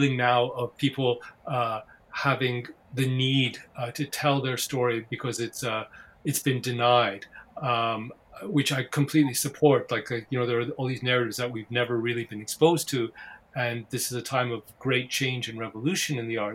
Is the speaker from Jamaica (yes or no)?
no; Victoria, British Columbia, Canada; My family came when I was very young. And I was raised in Victoria, British Columbia